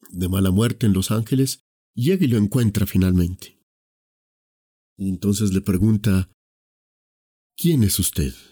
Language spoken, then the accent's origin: Spanish; Colombia; yo siento que soy un ciudadano colombiano